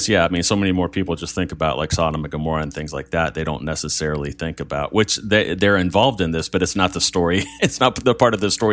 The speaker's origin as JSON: {"language": "English", "country": "United States", "said": "we know we're very American in a lot of ways, even as Greek as Pete is. We know we're very American."}